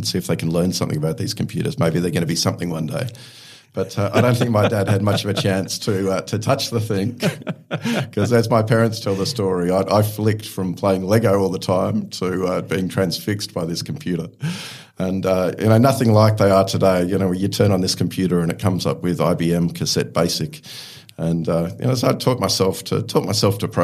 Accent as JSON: {"language": "English", "town": "Melbourne", "region": "Victoria", "country": "Australia", "tie": "born or raised there", "also_born_or_lived": "Scotland", "said": "I was born in Scotland, but moved to Australia when I was 2 years old, and I grew up in Eltham, which for those of you who know Melbourne"}